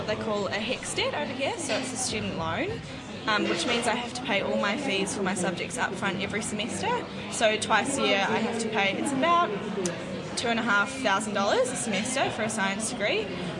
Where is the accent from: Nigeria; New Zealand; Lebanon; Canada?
New Zealand; now in Melbourne, Australia; I was a New Zealander